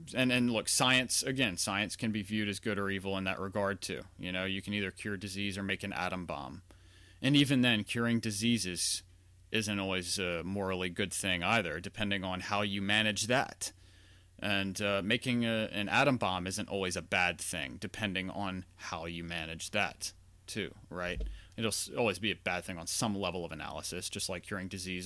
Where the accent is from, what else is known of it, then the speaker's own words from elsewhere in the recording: Louisiana, United States; I grew up in Louisiana, not far from New Orleans